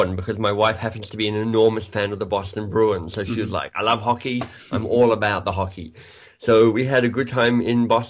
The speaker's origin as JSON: {"language": "English", "country": "Australia", "tie": "born or raised there", "also_born_or_lived": "England", "moved": "as an adult", "lives_now": "Toronto, Canada", "said": "I'm Australian by birth. You might be able to hear that in my accent"}